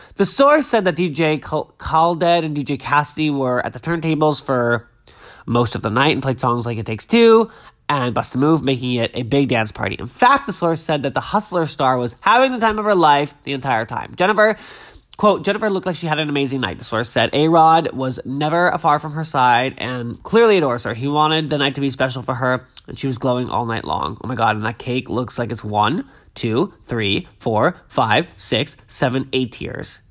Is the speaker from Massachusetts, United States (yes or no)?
yes; Massachusetts, United States; I grew up in Glasgow, Massachusetts, which is a really small town on the south shore of Massachusetts, right on the water.